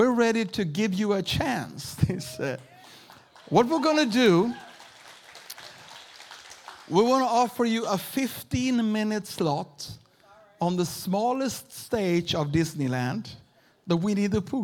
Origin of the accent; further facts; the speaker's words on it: Sweden; also born or lived in Uppsala, Sweden / Houston, Texas; I'm a pastor from Sweden.